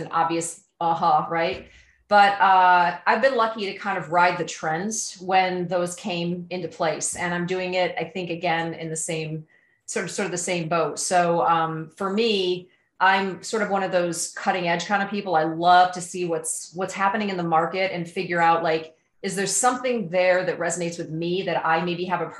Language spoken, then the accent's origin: English; Ithaca, New York, United States; now in Tucson, United States; I'm from Ithaca, New York, but I live in Tucson, Arizona.